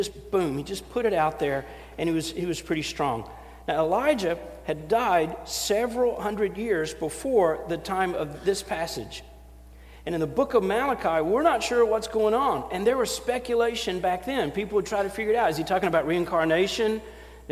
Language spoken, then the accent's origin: English; Knoxville, Tennessee, United States; accent: Southern; I'm a pastor from Knoxville, Tennessee.